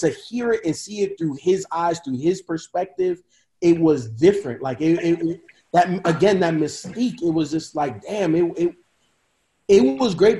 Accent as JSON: {"language": "English", "town": "Chicago", "region": "Illinois", "country": "United States", "tie": "born or raised there", "said": "I grew up in Chicago"}